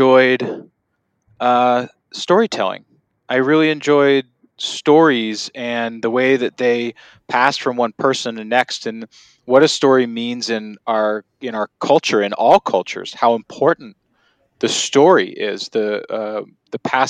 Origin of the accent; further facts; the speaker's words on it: Connecticut, United States; moved away; also born or lived in New York; I grew up in Connecticut